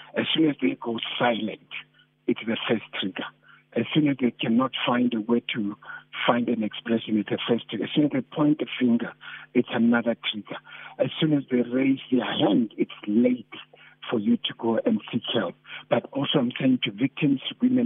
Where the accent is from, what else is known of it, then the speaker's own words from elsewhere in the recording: South Africa; as South African men